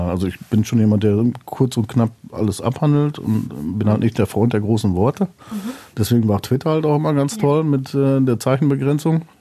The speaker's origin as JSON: {"language": "German", "region": "North Rhine-Westphalia", "country": "Germany", "said": "Ja, gut, da bin ich typischer Westfale, das kennst du ja auch."}